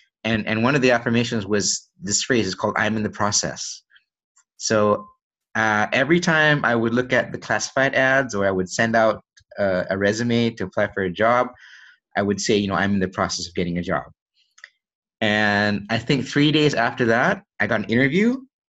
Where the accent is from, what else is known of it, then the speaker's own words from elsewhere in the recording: Malaysia; born there; also born or lived in United States; I was born here in Malaysia, and when I was young, I moved to the US with my family. And then we stayed there for, I think, a little over 10 years. And then I came back here